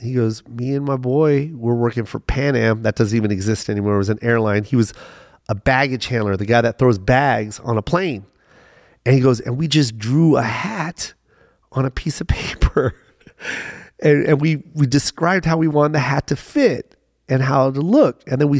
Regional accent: Las Vegas, Nevada, United States; And, you know, and I'm from Vegas, so I know what this is all about.

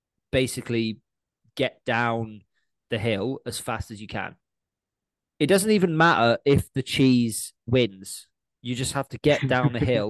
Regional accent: Somerset, South West England, United Kingdom; I grew up in Somerset

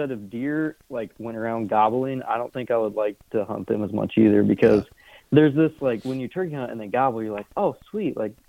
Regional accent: Indiana, United States; now in Iowa, United States; I moved to Iowa to hunt deer. I'm from Indiana, so sold my house, quit my job, moved to Iowa.

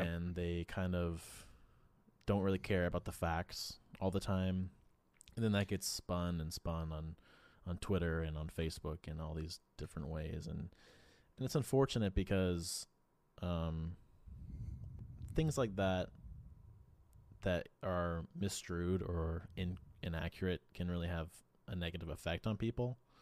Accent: East Coast, United States; growing up on the East Coast

